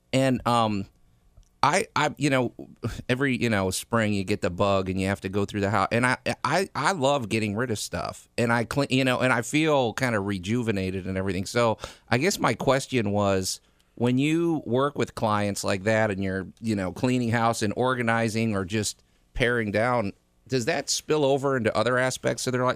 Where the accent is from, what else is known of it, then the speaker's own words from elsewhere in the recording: Massachusetts, United States; now in Memphis, United States; I'm originally, I'm from Massachusetts